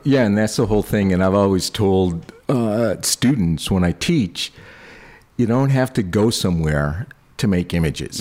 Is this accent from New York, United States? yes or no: yes; Buffalo, New York, United States; moved away as an adult; also born or lived in Boston; as a kid, I grew up in Buffalo, New York.